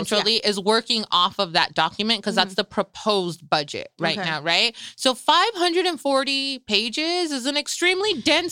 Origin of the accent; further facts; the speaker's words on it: Salinas, California, United States; both Frenchie and I were born and raised here in Salinas.